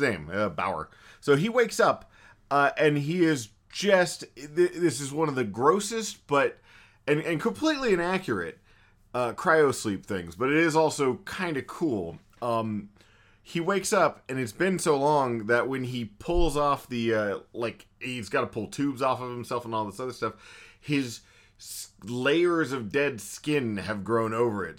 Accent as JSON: {"language": "English", "region": "Texas", "country": "United States", "said": "We're Texan."}